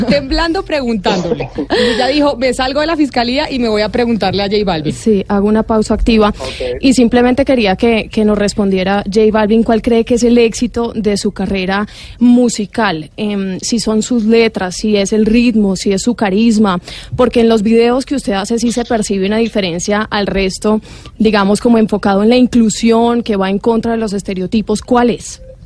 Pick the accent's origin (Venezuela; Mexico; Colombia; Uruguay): Colombia